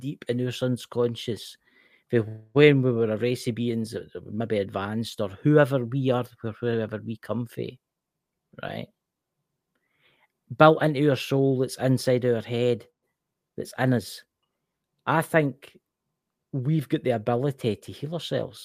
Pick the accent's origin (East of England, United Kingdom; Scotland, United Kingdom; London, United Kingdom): Scotland, United Kingdom; I'm Scottish.